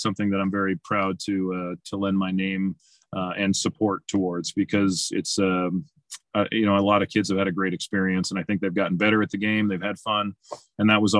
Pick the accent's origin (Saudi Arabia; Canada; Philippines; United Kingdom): Canada; Winnipeg, Manitoba; moved away as an adult; also born or lived in Washington; I loved growing up in Winnipeg.